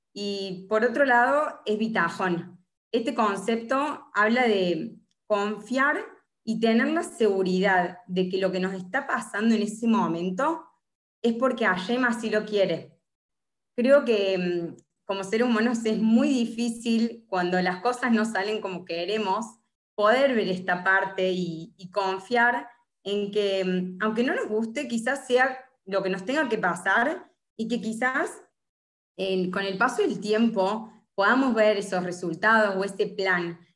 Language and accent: Spanish; Córdoba, Argentina; moved away as an adult; now in Buenos Aires, Argentina; soy de Córdoba